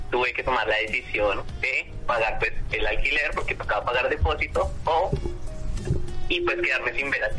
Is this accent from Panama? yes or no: no; Colombia; moved away as an adult; now in Buenos Aires, Argentina; Yo vivo en Villa Crespo, yo soy colombiano, no soy argentino.